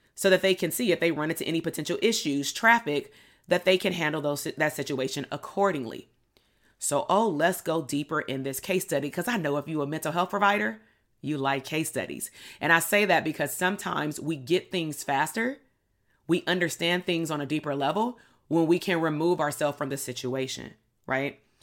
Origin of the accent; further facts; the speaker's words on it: Compton, California, United States; growing up in Compton, being Black